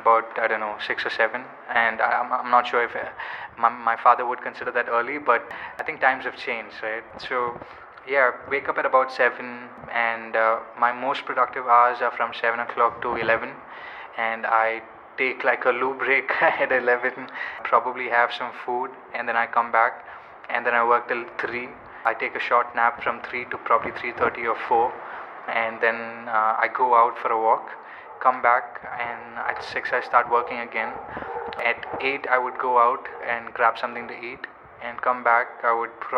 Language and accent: English; Kerala, India; I'm from Kerala